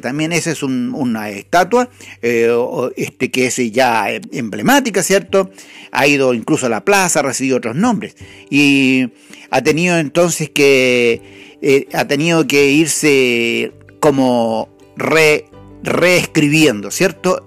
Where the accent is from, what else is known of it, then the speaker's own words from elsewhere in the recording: Chile; nuestro país no es ninguna excepción, Chile